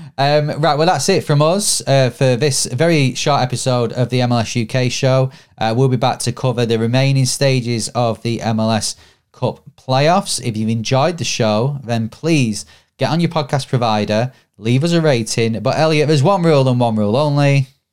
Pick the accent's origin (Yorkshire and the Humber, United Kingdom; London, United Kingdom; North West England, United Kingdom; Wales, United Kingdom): North West England, United Kingdom; Bury; my hometown, Bury